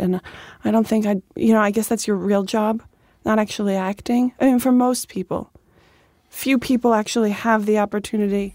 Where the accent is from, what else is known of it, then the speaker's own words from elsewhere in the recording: Dix Hills, New York, United States; In Dix Hills, Long Island